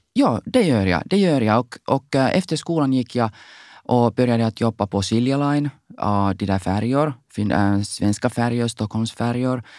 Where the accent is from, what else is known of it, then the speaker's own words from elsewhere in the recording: Finland; Swedish is a second language; när jag var i högstadiet, jobbade jag på torget, Salutorget i Helsingfors